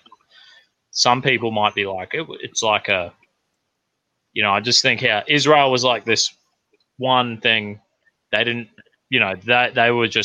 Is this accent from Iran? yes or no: no; Australia; I'm an Australian